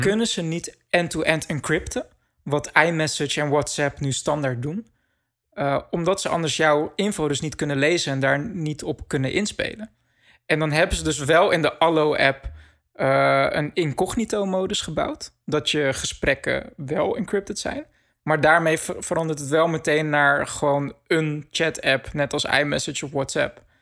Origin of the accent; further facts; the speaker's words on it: Netherlands; wij als Nederlanders